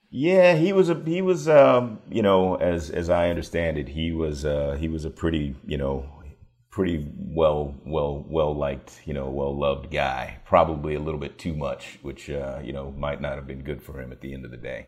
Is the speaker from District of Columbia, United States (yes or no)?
yes; Washington, District of Columbia, United States; also born or lived in York County, Virginia; I grew up in Washington, D C.